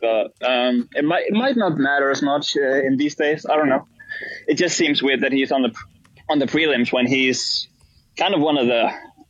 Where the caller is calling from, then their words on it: Denmark; I'm calling from Denmark.